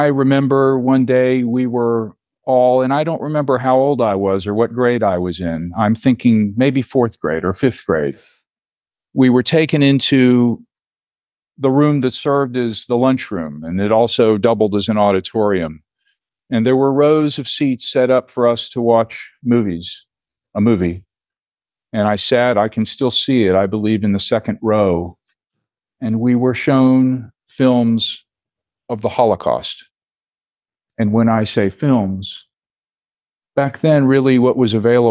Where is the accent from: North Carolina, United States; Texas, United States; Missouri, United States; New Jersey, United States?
Texas, United States; Houston; I was born here in Houston 58 years and 72 days ago at Methodist Hospital